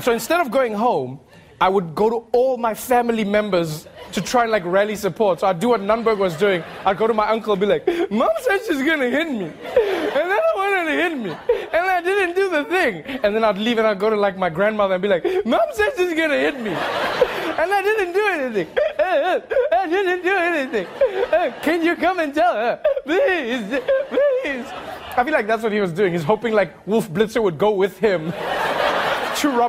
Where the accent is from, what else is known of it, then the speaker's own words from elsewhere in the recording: South Africa; moved away; growing up in South Africa